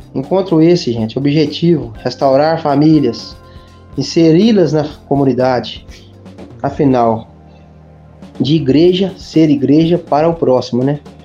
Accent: Abre Campo, Minas Gerais, Brazil; sou aqui da cidade de Abricão

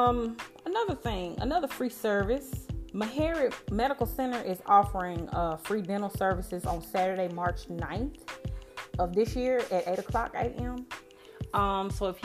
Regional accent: Memphis, Tennessee, United States; I'm from Memphis. I make it known to everyone where I'm from because that's how I act

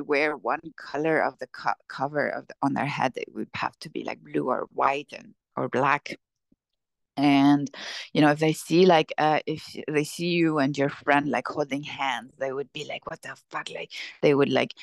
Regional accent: Syria; moved away; I'm from Syria. I grew up in Syria

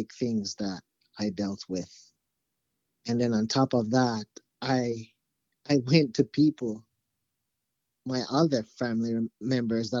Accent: Jamaica; moved away as an adult; now in United States; I actually grew up in Jamaica, so I'm not from the United States. I came here to the United States when I was 18

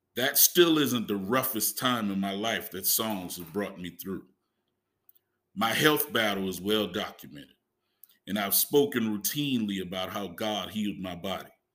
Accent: Huger, South Carolina, United States; accent: Geechee; I'm from Hughie, a small town outside of Charleston. We're described as geeky in how we speak

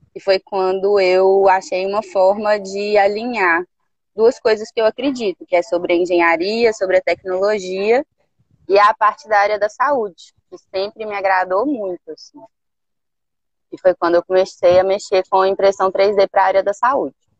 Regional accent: Belo Horizonte, Minas Gerais, Brazil; moved away as an adult; now in Caraíva, Brazil; eu nasci em Belo Horizonte

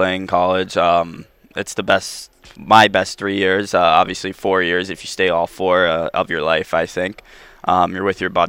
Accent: Franklin Square, New York, United States; moved away; I'm 20 minutes from the city, I mean, the city's great. I'm not a huge city guy, but yeah, I'm from Long Island, I'm not from the city.

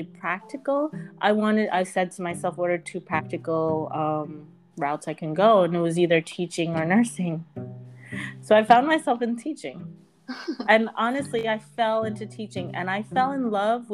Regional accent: United States; I moved to the States when I was 4, and I grew up in the United States.

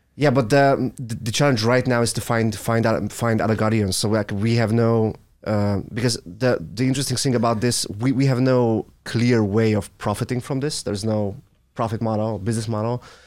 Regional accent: Hungary; I'm from Hungary

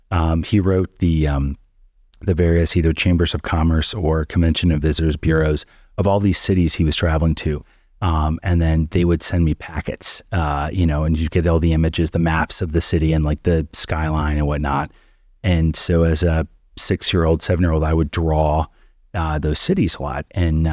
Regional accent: Midwest, United States; I guess I'm from the Midwest, somebody who's sympathetic to the situation within the Rust Belt

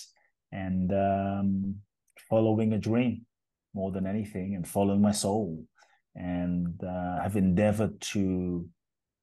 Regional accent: London, United Kingdom; born or raised there; also born or lived in Ghana; now in Los Angeles, United States

